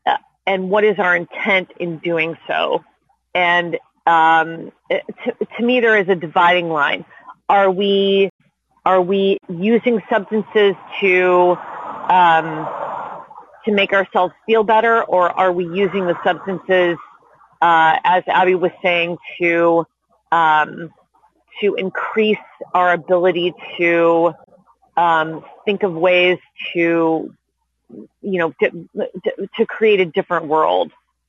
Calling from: Los Angeles, California, United States; I'm calling in from Tongva Land in so-called Los Angeles

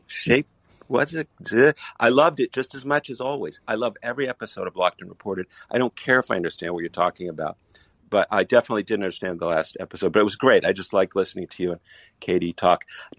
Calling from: Israel; and I'm calling from Israel.

